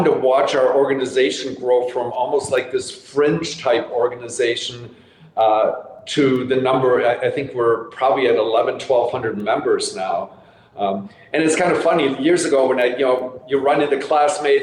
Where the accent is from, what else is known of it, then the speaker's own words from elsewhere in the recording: Germany; moved away; I grew up in Germany